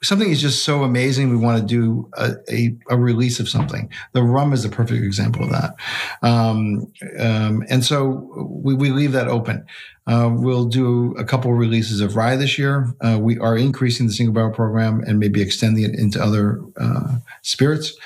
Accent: Boston, Massachusetts, United States; I grew up in Boston

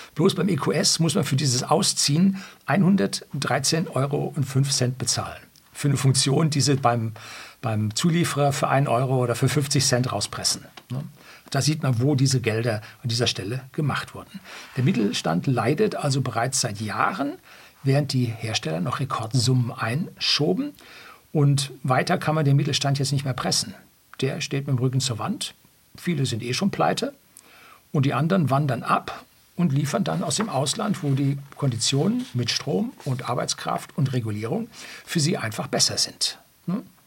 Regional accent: Germany; bei uns in Deutschland

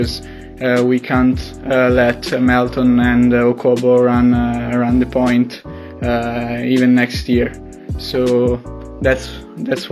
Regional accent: Italy; English is a second language; as you can tell from my accent, I'm not American. I'm Italian

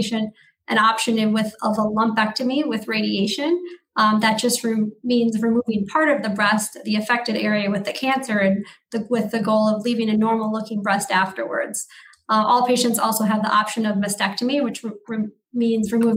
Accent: Marquette, Michigan, United States; moved away as an adult; also born or lived in New York State / Detroit, Michigan / Chicago, Illinois; now in Wisconsin, United States; I'm originally from Marquette, Michigan in the Upper Peninsula

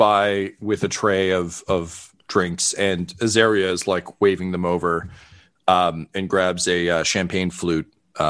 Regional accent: Toronto, Ontario, Canada; I'm the sheriff here at this event. I'm a transplant from Toronto, so I apologize if my French isn't great.

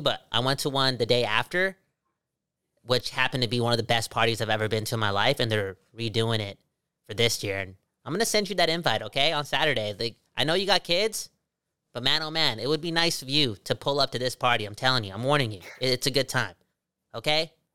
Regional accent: Surrey, British Columbia, Canada; I got a lot of bias from my hometown.

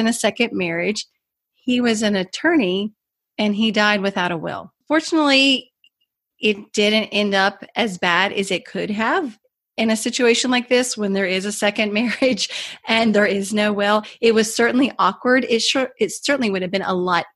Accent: Kentucky, United States; moved away as an adult; also born or lived in Washington, D.C.; when I moved from Washington, D.C. back to my home state of Kentucky

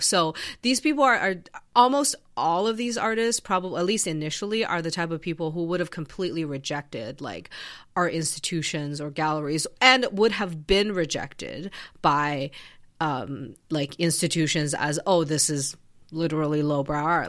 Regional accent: Canada; I'm Canadian

